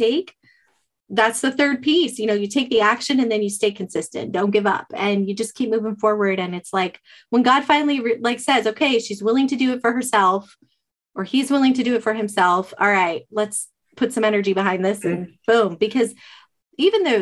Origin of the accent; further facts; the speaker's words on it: Arizona, United States; moved away as an adult; I'm from Arizona